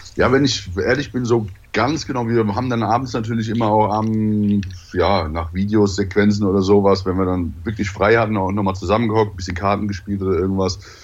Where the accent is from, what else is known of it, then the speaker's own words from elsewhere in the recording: Mainz, Rhineland-Palatinate, Germany; also born or lived in Daun; now in Hamburg, Germany; Also bin ich dann quasi in der Mainzer Gegend groß geworden, bis ich dann irgendwann nach Hamburg gegangen bin